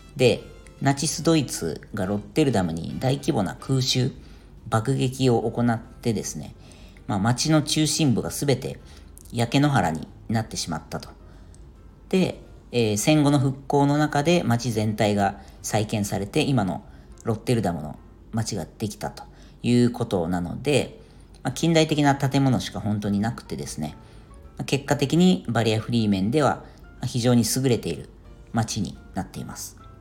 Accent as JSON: {"language": "Japanese", "town": "Yokohama", "region": "Kanagawa", "country": "Japan", "tie": "born or raised there", "said": "僕は地元が横浜"}